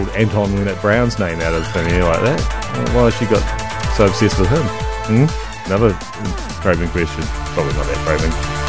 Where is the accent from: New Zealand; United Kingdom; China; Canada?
New Zealand; Hamilton, Waikato; And yes, I'm from Hamilton. I will admit that. … I'm from Hamilton.